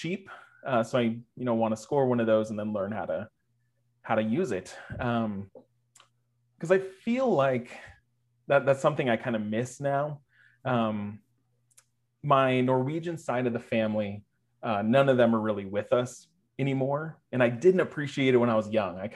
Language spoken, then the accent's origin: English; Poulsbo, Washington, United States; I was born in Paulsbo, Washington, which is kind of across the bay from Seattle